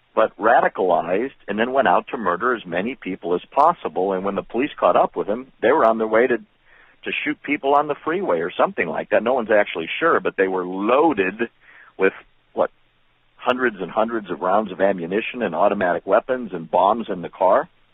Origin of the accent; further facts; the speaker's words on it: Chicago, Illinois, United States; I was born in Chicago